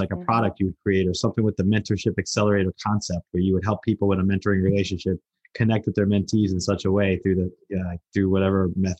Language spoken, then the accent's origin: English; New Jersey, United States; I'm from Jersey